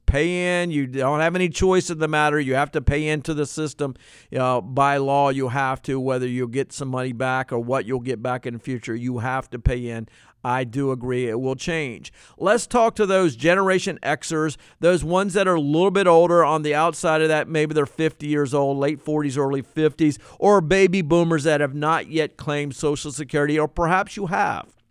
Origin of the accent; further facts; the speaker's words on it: Norfolk, Virginia, United States; when I was in seventh grade growing up in Norfolk, Virginia.